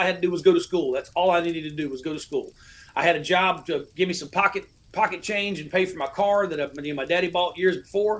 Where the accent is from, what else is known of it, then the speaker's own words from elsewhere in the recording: Panama City, Florida, United States; I'm from Panama City, Florida. Born and raised down there in Panama City